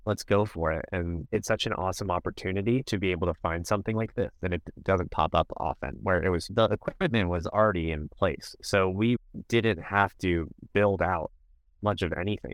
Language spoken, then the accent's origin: English; Miami, Florida, United States; moved away; I'm originally from Miami, so I'm a Miami sports fan